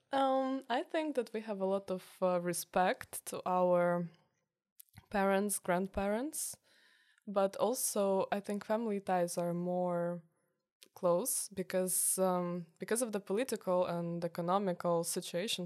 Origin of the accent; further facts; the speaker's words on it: Kyiv, Ukraine; moved away as an adult; now in Tilburg, Netherlands; I'm from Kiev